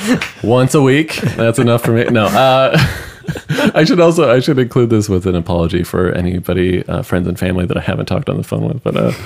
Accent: United States; we're American.

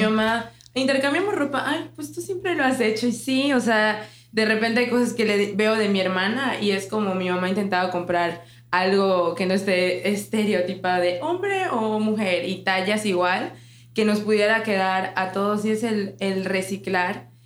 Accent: Cozumel, Quintana Roo, Mexico; Jess y yo somos de Cozumel

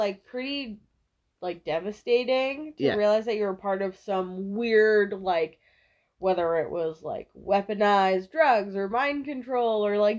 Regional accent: Massachusetts, United States; I'm from Massachusetts and I've lived there a lot

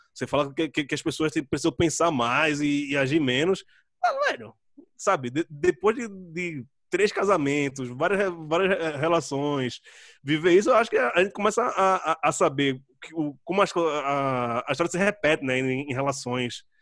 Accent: Jaboatão dos Guararapes, Pernambuco, Brazil; moved away as an adult; also born or lived in Recife; now in São Paulo, Brazil; eu sou de Candeias, nasci em Candeias, quase na beira da praia, né? Minha mãe mora pertíssimo da praia

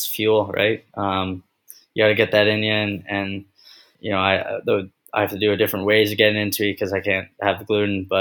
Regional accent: Vancouver, British Columbia, Canada; now in Texas, United States; I'm from Vancouver

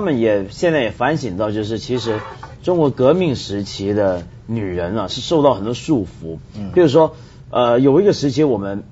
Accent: Taiwan; 我小的时候在台湾念书

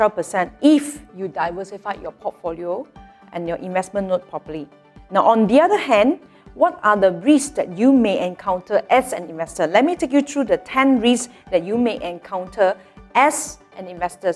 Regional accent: Malaysia; as a Malaysian

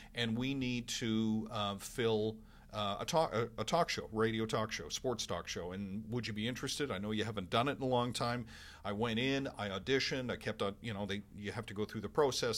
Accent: Vancouver, British Columbia, Canada; moved away as an adult; also born or lived in Winnipeg; now in Edmonton, Canada; I lived thirty-one years in Vancouver. That's really home for me

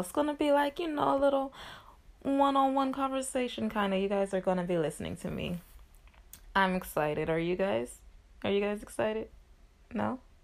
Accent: Shreveport, Louisiana, United States; moved away; I'm currently back in my hometown, which is Shreveport

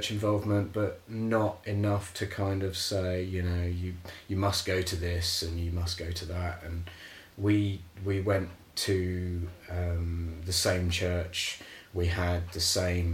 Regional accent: Andover, South East England, United Kingdom; I grew up in Andover, down in Hampshire

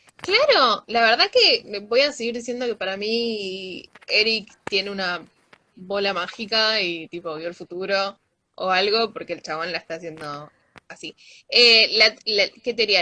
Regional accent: Argentina

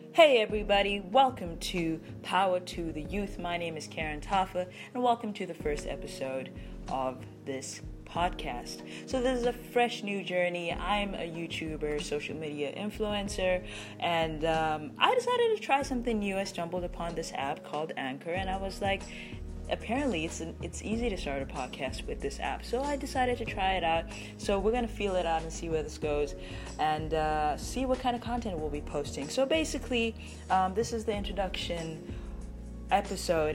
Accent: Botswana; I'm from Botswana

